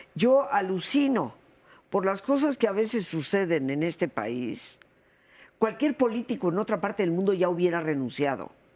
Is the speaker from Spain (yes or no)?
no; Mexico; yo soy mexicana, mexicana de 300 años atrás, no, recién venida